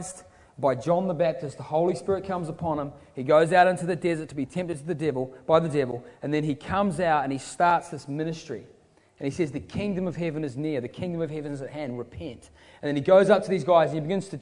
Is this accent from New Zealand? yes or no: yes; Queenstown, Otago, New Zealand; moved away; I'm from Queenstown in New Zealand